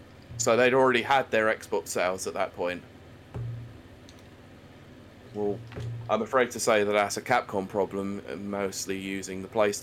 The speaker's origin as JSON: {"language": "English", "country": "United Kingdom", "said": "us Brits."}